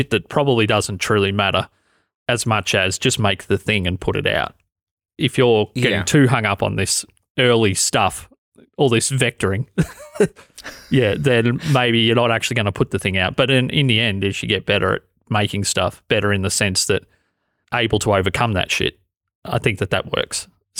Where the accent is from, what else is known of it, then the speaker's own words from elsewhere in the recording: Australia; accent: Australian; and my Australian accent, to be honest, it's changed over the last 10 years because I've spent so long talking onto a microphone, so much time.